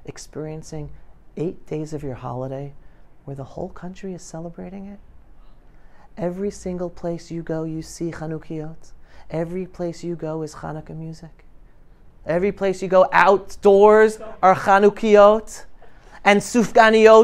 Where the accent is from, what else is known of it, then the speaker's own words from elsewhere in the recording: New York City, New York, United States; moved away as an adult; now in Israel; I grew up in New York City